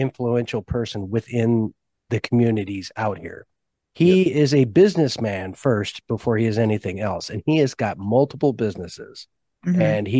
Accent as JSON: {"language": "English", "region": "California", "country": "United States", "tie": "born or raised there", "moved": "yes", "said": "I'm from California. I was born and raised there."}